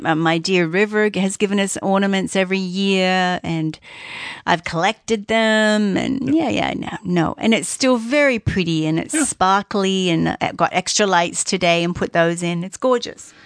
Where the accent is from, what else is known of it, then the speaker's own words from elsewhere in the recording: Australia; moved away as an adult; now in Canada; I'm Australian